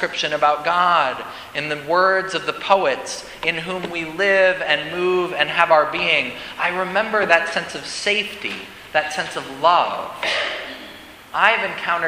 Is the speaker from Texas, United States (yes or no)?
no; Denver, Colorado, United States; growing up in Denver's dry climate.